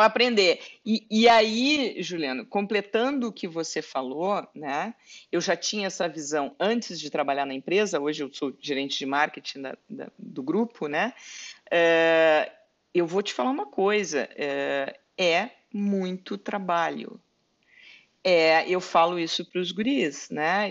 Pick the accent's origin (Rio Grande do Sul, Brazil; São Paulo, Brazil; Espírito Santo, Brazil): Rio Grande do Sul, Brazil; moved away as an adult; now in Canada; para mim que sou gaúcha